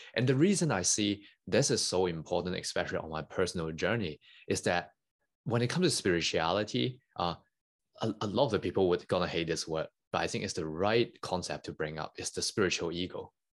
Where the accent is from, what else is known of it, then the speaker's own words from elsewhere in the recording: Hong Kong; English is a second language; moved away as an adult; I, I grew up in Hong Kong. Uh, I born and bred there for over nineteen years